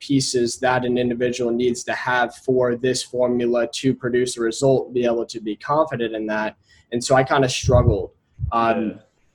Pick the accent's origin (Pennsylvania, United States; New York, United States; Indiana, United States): Indiana, United States; Indianapolis; I grew up in Indianapolis, Indiana.